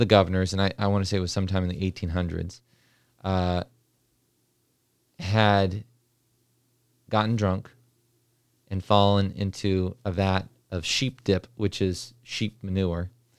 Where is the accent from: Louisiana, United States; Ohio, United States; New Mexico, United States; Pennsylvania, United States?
New Mexico, United States; When I was growing up in New Mexico as a kid